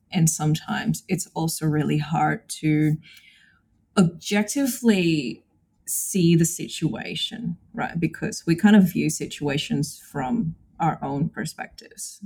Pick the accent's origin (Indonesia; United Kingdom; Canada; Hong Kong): Indonesia; moved away as an adult; now in Brisbane, Australia; I was born and raised in Indonesia, but I've been living in Brisbane for the last 12 years.